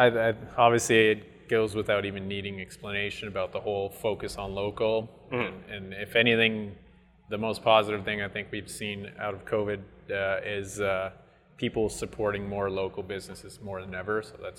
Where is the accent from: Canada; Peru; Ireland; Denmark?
Canada; Quebec; first language French; English is a second language; I'm from Quebec